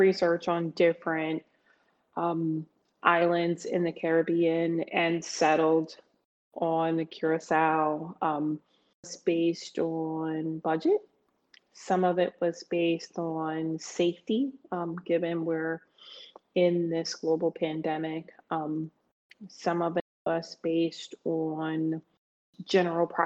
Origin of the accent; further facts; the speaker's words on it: Pennsylvania, United States; also born or lived in greater New York area; I'm from the greater New York area. I'm from Pennsylvania.